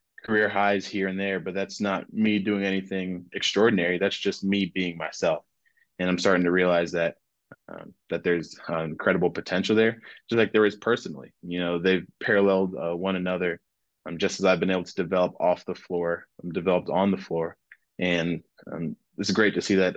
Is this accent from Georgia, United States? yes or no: yes; Georgia, United States; moved away as an adult; now in New Orleans, United States; I'm from Georgia